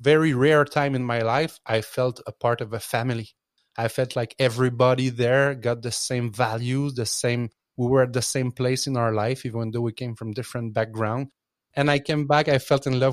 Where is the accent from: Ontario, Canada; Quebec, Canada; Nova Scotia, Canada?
Quebec, Canada; I'm from Quebec